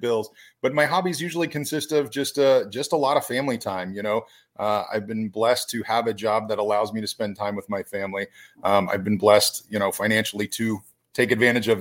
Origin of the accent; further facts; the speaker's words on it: Brandon, Florida, United States; I grew up in the Brandon area. I went to Bloomingdale High School.